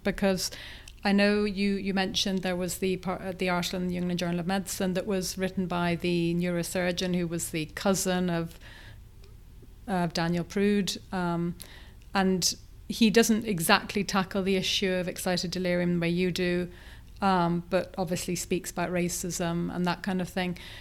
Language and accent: English; Ireland; I'm Irish